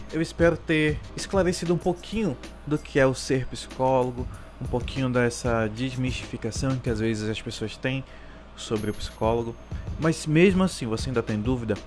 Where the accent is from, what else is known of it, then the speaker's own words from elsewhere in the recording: Amazonas, Brazil; Eu sou do estado do Amazonas